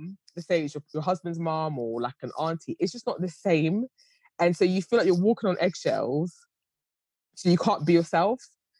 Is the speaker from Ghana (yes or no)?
yes; Ghana; Obviously, I have a son, so everyone knows what they, and I'm Ghanaian as well.